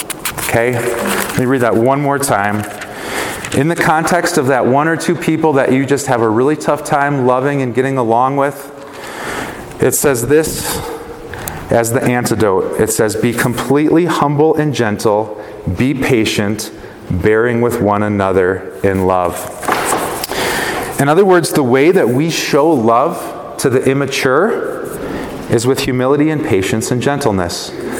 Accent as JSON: {"language": "English", "town": "Chicago", "region": "Illinois", "country": "United States", "also_born_or_lived": "Wisconsin", "said": "I'm from Chicago. I love the Chicago Bears, but I spent most of my life in Wisconsin"}